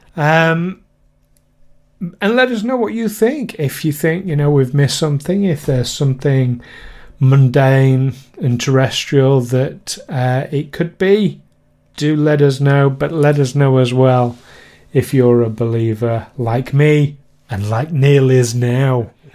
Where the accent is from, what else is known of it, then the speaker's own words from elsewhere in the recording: United Kingdom; we are British